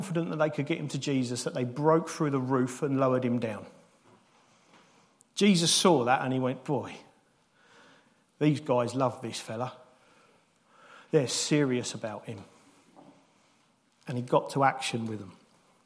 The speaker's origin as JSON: {"language": "English", "country": "United Kingdom", "said": "we're British"}